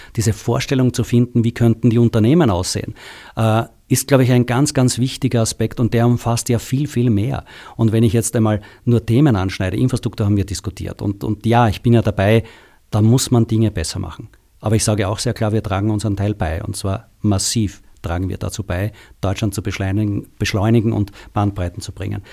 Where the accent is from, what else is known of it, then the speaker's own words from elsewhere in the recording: Austria; moved away as an adult; now in Germany; alle Zuhörer haben schon gehört, dass ich aus Österreich komme